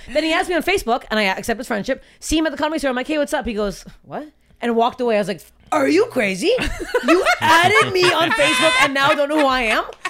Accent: Canada; moved away as an adult; now in United States; I'm from Canada. I'm going back to carrying the podcast. I'm Canadian. God damn it. I'm Canadian.

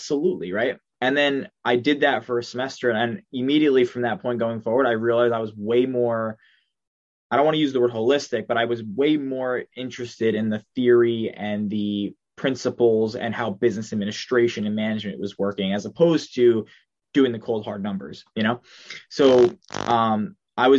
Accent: Long Island, New York, United States; I'm from Long Island, New York. That was where I was born. That's where I currently am now.

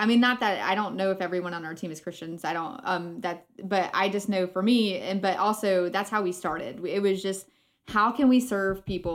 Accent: Florida, United States; I grew up in Florida

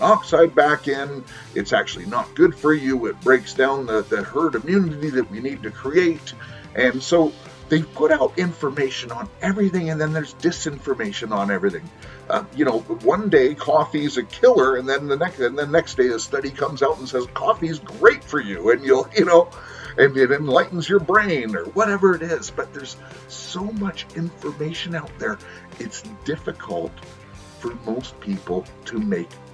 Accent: United States; moved away; I am an American

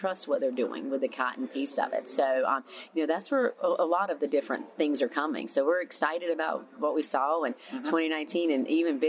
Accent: the South, United States; Yeah, so growing up in the South, as I'm sure many people did, we're a big textile town.

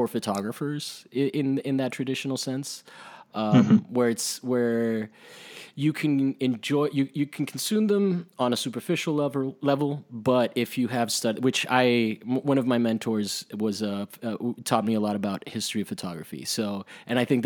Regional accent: Miami, Florida, United States; I grew up in Miami

